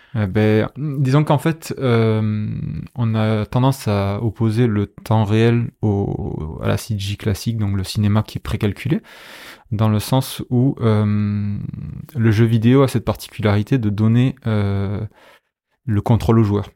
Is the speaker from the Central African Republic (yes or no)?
no; Béziers, Occitania, France; moved away; also born or lived in Paris / Angoulême; je suis de Béziers à la base